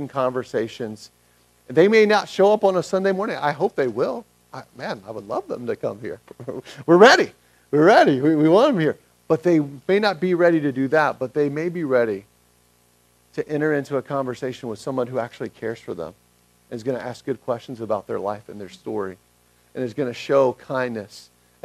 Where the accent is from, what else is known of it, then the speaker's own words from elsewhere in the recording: Atlanta, Georgia, United States; moved away; I'm from Atlanta originally